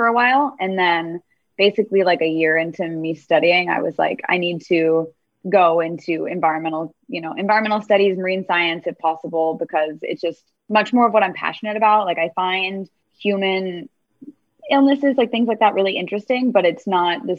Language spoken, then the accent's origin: English; Miami, Florida, United States; moved away; So I'm from Miami originally. So Miami, Florida. So I was really lucky and I grew up near